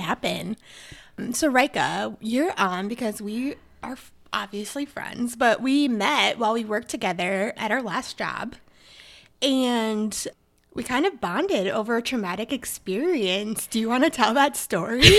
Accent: Minnesota, United States; accent: Minnesotan; my Minnesotan accent

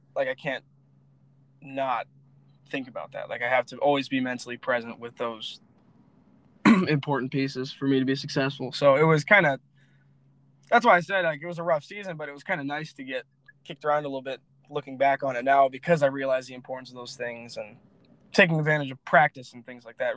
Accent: Florida, United States; also born or lived in Lansing, Michigan; I'm a Florida boy at heart

